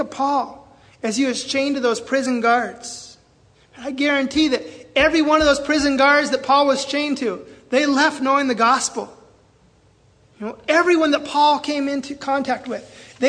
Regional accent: Seattle, Washington, United States; moved away as an adult; now in Belize City, Belize; I'm from Seattle

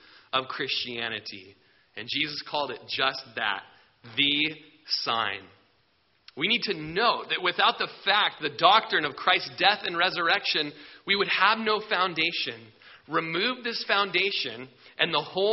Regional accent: Klamath Falls, Oregon, United States; I grew up in Klamath Falls

